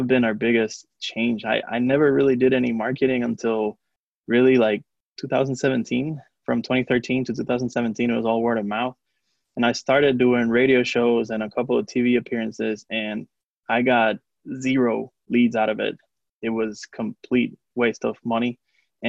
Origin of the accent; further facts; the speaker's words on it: Puerto Rico; first language Spanish; English is a second language; now in Atlanta, United States; So I'm from Puerto Rico. So Spanish is my, you know, native language.